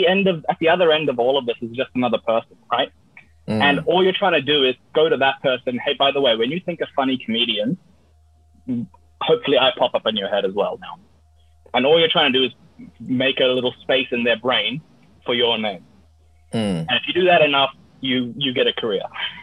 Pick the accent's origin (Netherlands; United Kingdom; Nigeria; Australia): Australia; This is who I am. I'm from Australia.